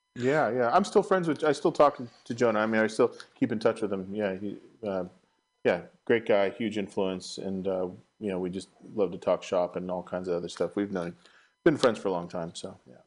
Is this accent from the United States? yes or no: yes; Marin County, California, United States; also born or lived in San Francisco, United States; I was raised in Marin County, and then I moved back to the city